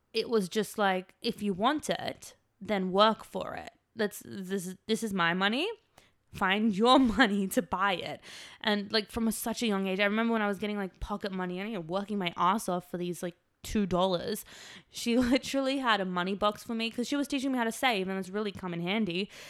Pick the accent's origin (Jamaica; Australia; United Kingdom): Australia; moved away as an adult; now in Los Angeles, United States; I'm from Australia